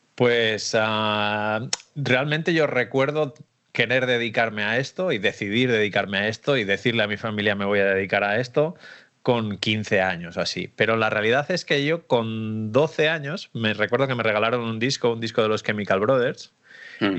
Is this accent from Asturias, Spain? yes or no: yes; Asturias, Spain; now in Barcelona, Spain; Allí en Asturias, sí. Sí, yo soy asturiano